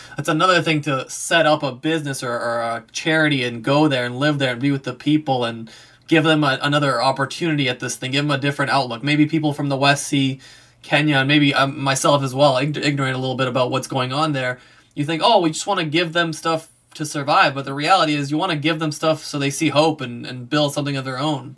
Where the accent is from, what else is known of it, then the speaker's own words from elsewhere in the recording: Serbia; moved away; I'm from Serbia